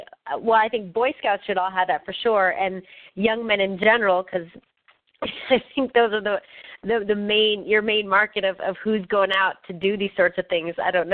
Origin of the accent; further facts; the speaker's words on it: Florida, United States; now in Southern California, United States; here in Southern California, they say it's the rainy season, but I'm from Florida